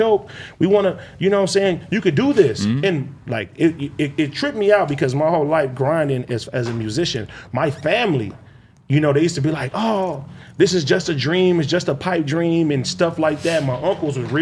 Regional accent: Compton, California, United States; I'm really from Compton. Like I grew up in my hood

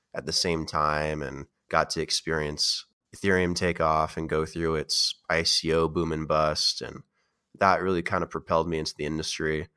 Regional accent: Oregon, United States; also born or lived in Las Vegas, Nevada; I grew up in Oregon

